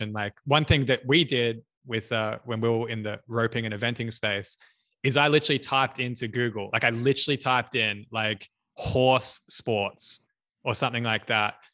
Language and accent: English; Australia; I'm from Australia